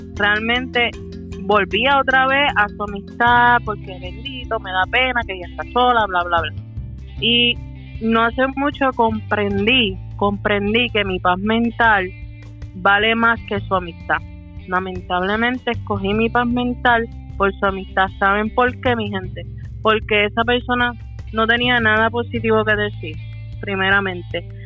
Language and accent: Spanish; Puerto Rico; yo soy de Puerto Rico